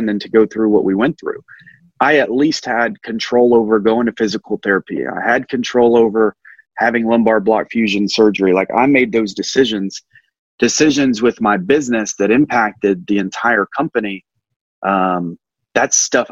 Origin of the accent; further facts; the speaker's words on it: Alabama, United States; I'm just a normal guy from Alabama